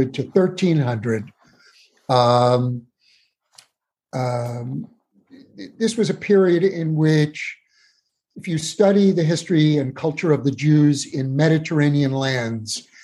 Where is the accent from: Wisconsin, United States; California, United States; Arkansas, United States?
California, United States; San Francisco; I'm from San Francisco